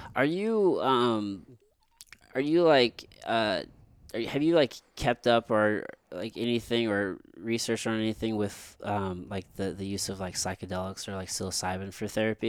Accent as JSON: {"language": "English", "region": "Missouri", "country": "United States", "tie": "born or raised there", "said": "growing up in Missouri"}